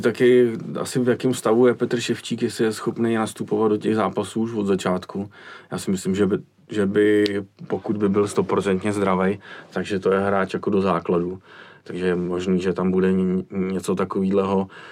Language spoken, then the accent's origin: Czech; Prague, Czechia; tady u nás v Praze